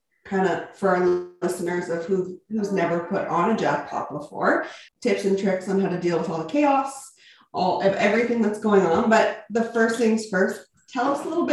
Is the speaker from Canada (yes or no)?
yes; Canadian Prairies, Canada; We are two Canadian prairie ladies raising babies, riding horses, and living the country life